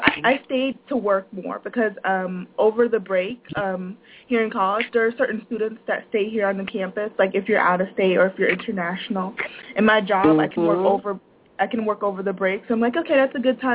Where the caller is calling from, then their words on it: Florida, United States; I'm calling from Florida